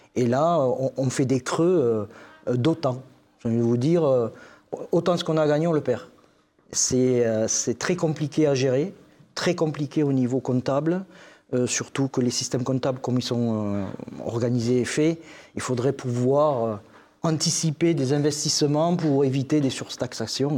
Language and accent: French; Castelsarrasin, Occitania, France; je suis agriculteur dans le Tarn-et-Garonne, sur la commune de Castel-Sarrazin